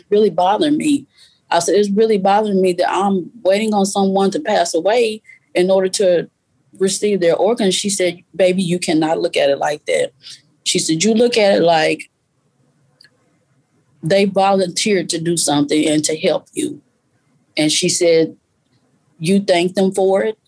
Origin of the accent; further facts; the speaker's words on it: Arkansas, United States; now in Texas, United States; Arkansas, I was born and raised in Arkansas. Texas, I currently live.